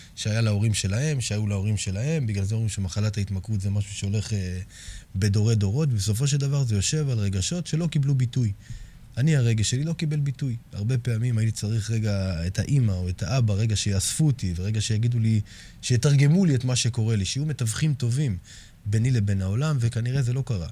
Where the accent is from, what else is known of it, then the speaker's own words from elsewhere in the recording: Herzliya, Tel Aviv District, Israel; גדלתי בשכונה מאוד בעייתית בהרצליה